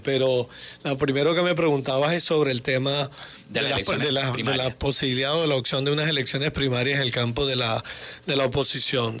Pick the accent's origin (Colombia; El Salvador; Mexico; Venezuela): Venezuela; como venezolano